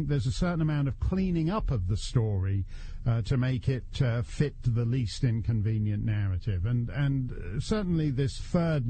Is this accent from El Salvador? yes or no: no; Canada; now in United States; as a Canadian... who's way overstayed in the United States